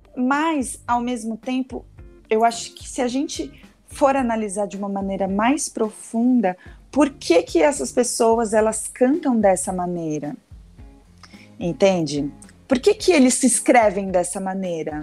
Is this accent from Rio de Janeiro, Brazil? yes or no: no; Santos, São Paulo, Brazil; now in São Paulo, Brazil; Sou daqui de São Paulo, né, de Santos, mas moro em São Paulo